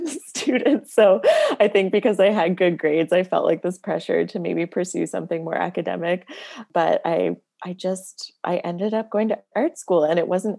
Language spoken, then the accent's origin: English; Nova Scotia, Canada; also born or lived in Sydney, Cape Breton, Nova Scotia / New Brunswick; When I was like 7 or 8, we moved back to Nova Scotia, and that's where I spent most of my childhood